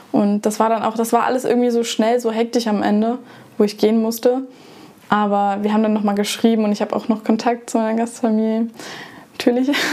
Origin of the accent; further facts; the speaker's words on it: Germany; ich komme aus Deutschland